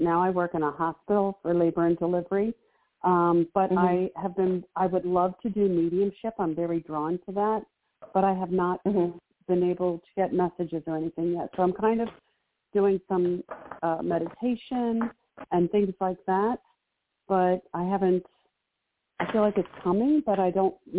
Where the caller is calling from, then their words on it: Maryland, United States; I'm calling from Maryland.